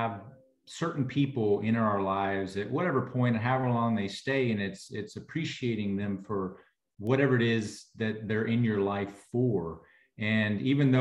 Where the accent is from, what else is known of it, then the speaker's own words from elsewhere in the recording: Texas, United States; I'm from Texas